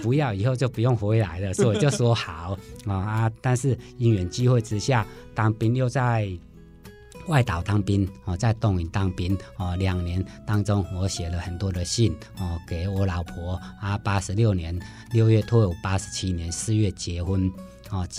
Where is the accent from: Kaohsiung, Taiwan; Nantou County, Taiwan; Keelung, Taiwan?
Nantou County, Taiwan; Sun Moon Lake; 我的故乡在南投日月潭。